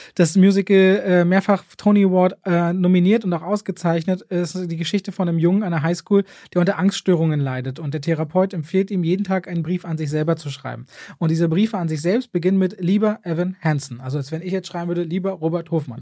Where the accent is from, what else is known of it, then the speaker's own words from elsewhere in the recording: Berlin, Germany; Ich als Berliner